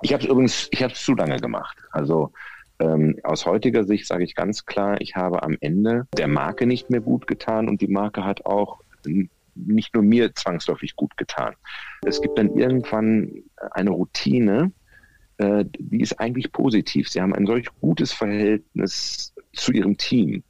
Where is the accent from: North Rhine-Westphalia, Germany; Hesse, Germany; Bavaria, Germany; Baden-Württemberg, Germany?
North Rhine-Westphalia, Germany; Bielefeld; also born or lived in Ravensburg; Geboren 64 in Ravensburg am Bodensee, aufgewachsen in der ostwestfälischen Metropole Bielefeld, dort zur Schule gegangen